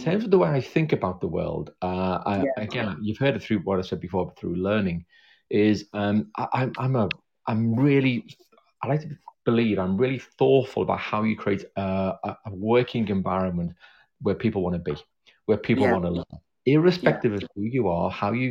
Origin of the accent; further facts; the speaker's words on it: Liverpool, North West England, United Kingdom; now in South London, United Kingdom; I come from Liverpool. I was born there back in the 60s.